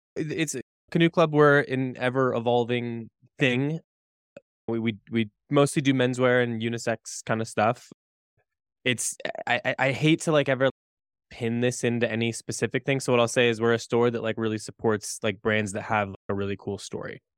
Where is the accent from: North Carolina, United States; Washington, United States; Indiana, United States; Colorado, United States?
Indiana, United States; also born or lived in Chicago; now in Boulder, United States; I'm from Indiana originally, Chicago for a long time, Boulder now.